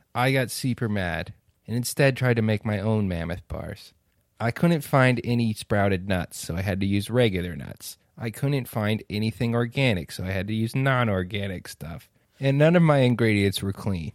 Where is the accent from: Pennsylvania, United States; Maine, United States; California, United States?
California, United States; San Diego; growing up in San Diego